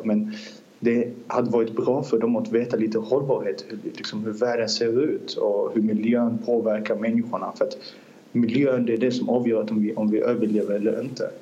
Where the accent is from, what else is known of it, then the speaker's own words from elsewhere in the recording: Azerbaijan; Swedish is a second language; now in Sweden; Jag är från Azerbajdzjan. Vi kom till Sverige 2008 som flyktingar